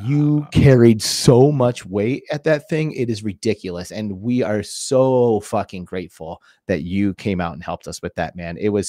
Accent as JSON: {"language": "English", "town": "Phoenix", "region": "Arizona", "country": "United States", "tie": "born or raised there", "said": "You were in our hometown, baby."}